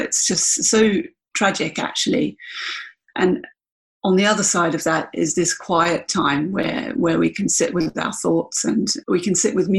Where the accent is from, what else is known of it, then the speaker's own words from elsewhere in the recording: Canberra, Australian Capital Territory, Australia; also born or lived in Washington, D.C. / East Dale, Victoria; So I grew up initially in America. And then we came back to Australia. My father was, he was then working as a military attaché. So we came back to Canberra, and I guess Canberra is kind of my home, really, even though I wasn't born there.